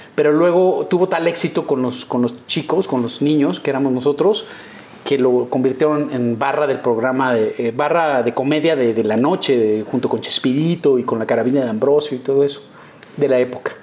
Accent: Mexico City, Mexico; also born or lived in Mérida, Yucatán; En la, en la unidad de Copilco Universidad, que era, que era ahí en, frente eh, enfrente de Ciudad Universitaria. Ajá siempre fui como sureño

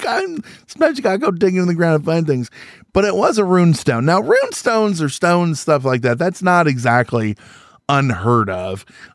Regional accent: Illinois, United States; I grew up in Central Illinois. It's all farming. You know what I mean?

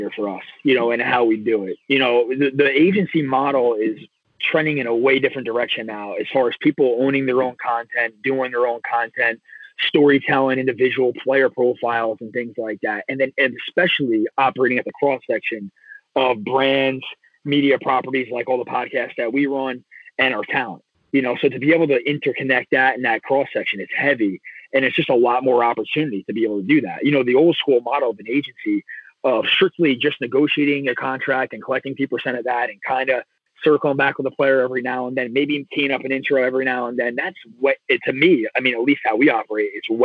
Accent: Manchester Township, New Jersey, United States; I'm born and raised in Manchester Township, which is in Ocean County

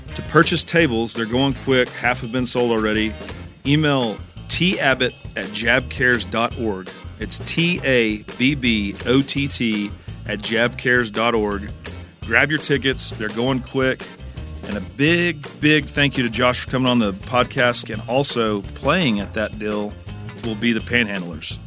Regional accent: Wichita Falls, Texas, United States; We grew up in Wichita Falls

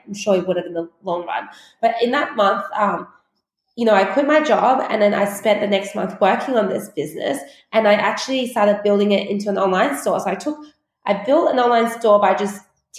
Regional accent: Australia; also born or lived in China; We moved to Australia from China when I was 8

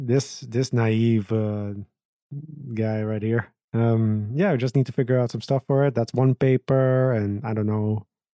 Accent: Aruba; I was born in Aruba in 1992.

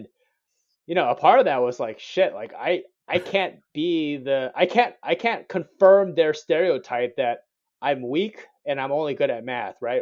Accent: Cerritos, California, United States; moved away; growing up in Cerritos

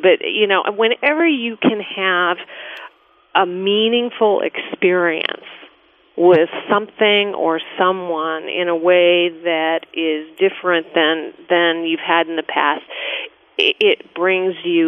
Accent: Denver, Colorado, United States; also born or lived in Deadwood, South Dakota; now in New York City, United States; I'm from Denver, Colorado, and before that, Deadwood, South Dakota

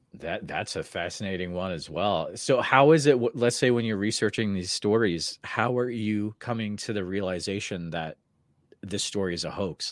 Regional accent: Midwest, United States; being a Midwesterner myself

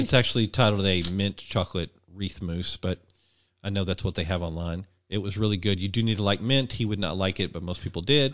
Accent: Arkansas, United States; moved away; also born or lived in Midwest; I am from Arkansas originally

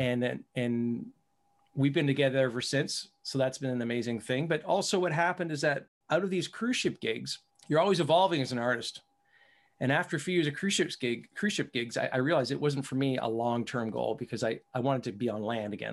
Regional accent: Canada; I'm from Canada, so it's, it's a qu-, quite a bit north from there

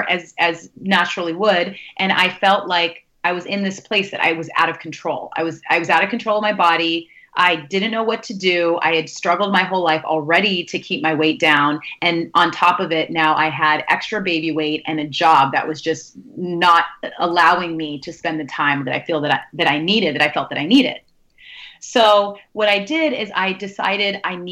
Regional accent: Sacramento, California, United States; moved away as an adult; also born or lived in New York; now in New Jersey, United States; I'm originally from the Bay Area and from Sacramento in California

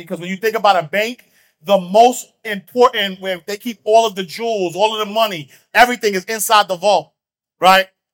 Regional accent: New York City, New York, United States; I grew up in Harlem, like single parent

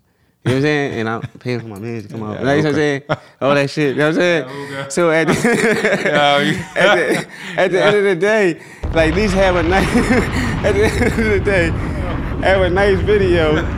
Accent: Philadelphia, Pennsylvania, United States; I'm from South Philly.

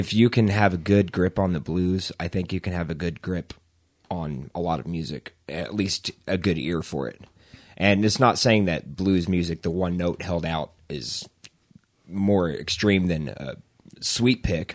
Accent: Edmond, Oklahoma, United States; moved away as an adult; also born or lived in Norman, Oklahoma; now in Moore, United States; I'm from Edmond, but right now I live in, uh, live in Moore

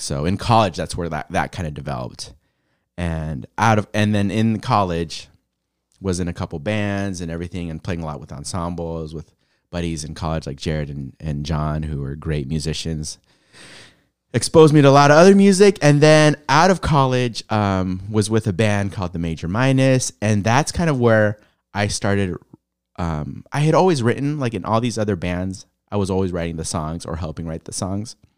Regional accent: San Diego, California, United States; moved away as an adult; also born or lived in Los Angeles; now in Portland, United States; born in L A, raised in San Diego, um, yeah, lived there most of my life

